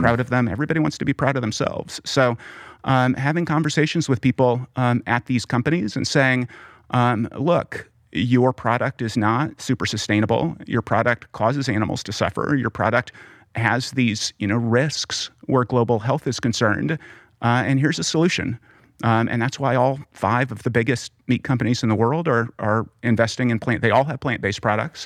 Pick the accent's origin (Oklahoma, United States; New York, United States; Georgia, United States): Oklahoma, United States; growing up in Oklahoma